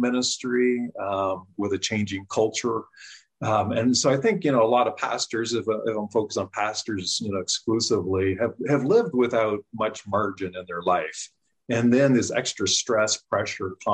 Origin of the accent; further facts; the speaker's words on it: Canada; moved away as an adult; now in United States; I grew up in Canada, came to the U.S. in 93 to get my master's in counseling